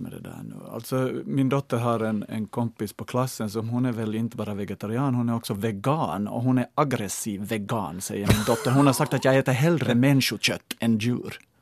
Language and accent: Swedish; Ostrobothnia, Finland; moved away as an adult; now in Helsinki, Finland; när jag flyttade hit som 18-åring 83 och hade hemlängtan till Österbotten